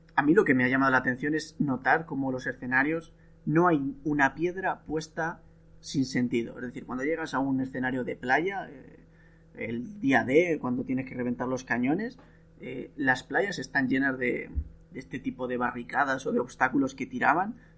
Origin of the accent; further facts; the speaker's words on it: Spain; now in Italy; yo soy español, el país donde mejor se come del mundo, y vivo en Italia